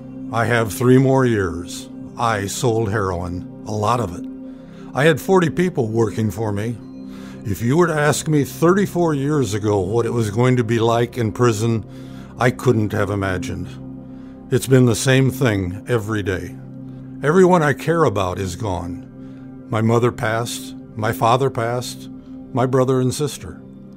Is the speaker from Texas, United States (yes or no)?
no; Baltimore, Maryland, United States; I grew up in the Baltimore projects. Everyone that I knew had nothing.